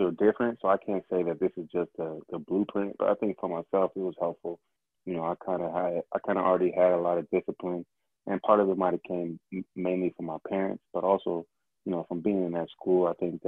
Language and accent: English; Moreno Valley, California, United States; Valley is where I grew up. So it's about maybe an hour east down the 60 freeway